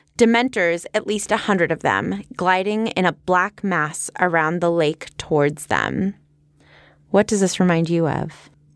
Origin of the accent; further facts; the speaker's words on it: California, United States; We're from California